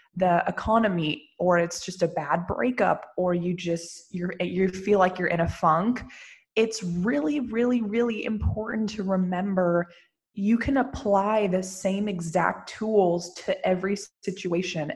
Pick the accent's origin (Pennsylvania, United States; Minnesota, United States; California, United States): California, United States; Lafayette; moved away as an adult; now in Santa Monica, United States; I was born and raised in Lafayette